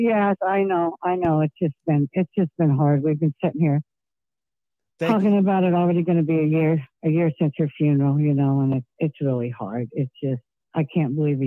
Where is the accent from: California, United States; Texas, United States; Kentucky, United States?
California, United States; also born or lived in New York / Massachusetts; I've always been a California girl since I was two